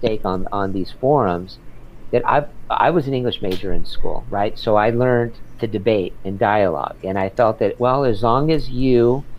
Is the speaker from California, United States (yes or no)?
yes; San Diego, California, United States; now in Los Angeles, United States; I grew up in San Diego, so that's wonderful. I grew up in Point Loma